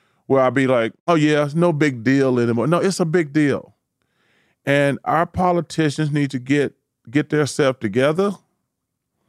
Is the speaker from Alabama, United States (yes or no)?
yes; Alabama, United States; In Alabama, my home state.